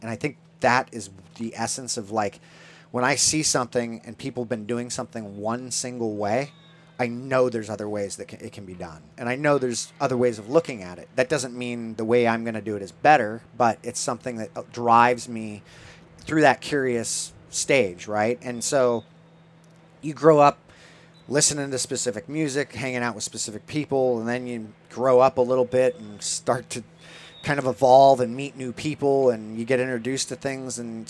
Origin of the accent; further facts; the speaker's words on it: California, United States; growing up in Orange County in the 80s when punk rock was alive and well.